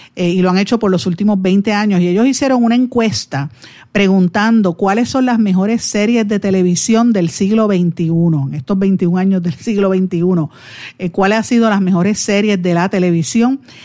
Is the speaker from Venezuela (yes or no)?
no; Puerto Rico; nosotros como puertorriqueños